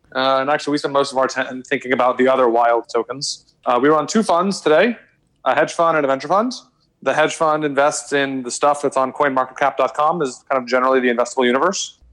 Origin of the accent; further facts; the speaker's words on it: Austin, Texas, United States; moved away as an adult; also born or lived in New York; born and raised in Austin